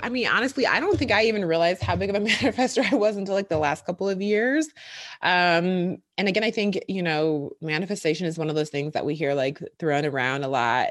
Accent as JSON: {"language": "English", "town": "Milwaukee", "region": "Wisconsin", "country": "United States", "tie": "born or raised there", "moved": "as an adult", "lives_now": "Brooklyn, United States", "said": "I'm from Wisconsin, from Milwaukee, born and raised there, went to college there"}